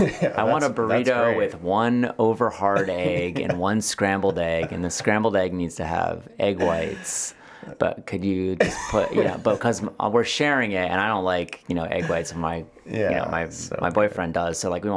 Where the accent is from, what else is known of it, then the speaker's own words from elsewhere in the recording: East Coast, United States; I know what TCBY is. I'm from the East Coast.